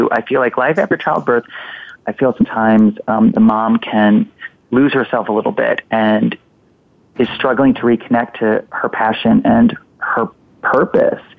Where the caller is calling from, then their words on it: Massachusetts, United States; I'm calling from Massachusetts.